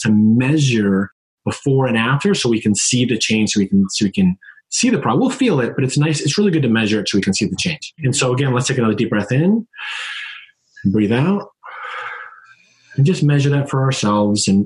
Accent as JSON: {"language": "English", "region": "Connecticut", "country": "United States", "said": "I'm from Connecticut. I'm a Northeastern. We talk a little fast"}